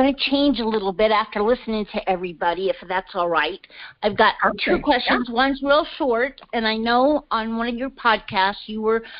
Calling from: Colorado Springs, Colorado, United States; I'm coming from Colorado Springs, and this is my very first time ever talking with you.

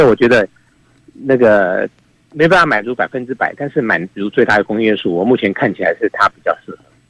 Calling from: Taipei, Taiwan; 哎，我是台北的

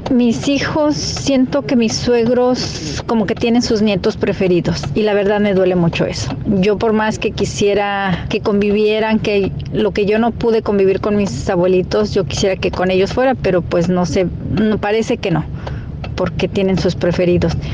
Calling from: Albuquerque, New Mexico, United States; yo los escucho desde Albuquerque, Nuevo México.

